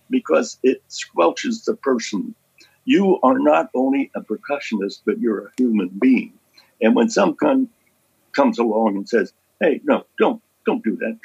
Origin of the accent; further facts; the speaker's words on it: Lewisburg, Pennsylvania, United States; my hometown of Lewisburg, Pennsylvania